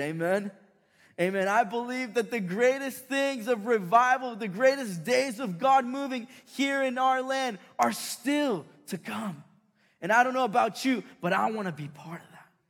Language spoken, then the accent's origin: English; Chile; moved away; I grew up in South America, in Chile